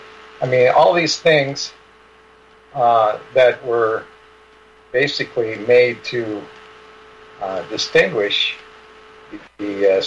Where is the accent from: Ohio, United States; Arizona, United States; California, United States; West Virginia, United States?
California, United States; San Francisco; Well, I was born in San Francisco in 1950.